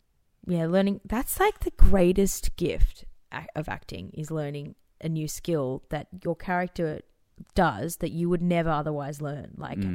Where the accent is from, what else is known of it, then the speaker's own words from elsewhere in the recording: Phillip Island, Victoria, Australia; also born or lived in Dubai; Like when I was growing up in Phillip Island and in Dubai, they were such magical places.